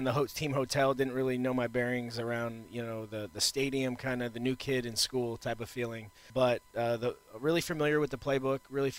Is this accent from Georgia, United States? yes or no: no; Houston, Texas, United States; also born or lived in Austin; I'm from Texas. I'm from Houston. Got a lot of friends here. So it's been great to be in the hometown and playing ball.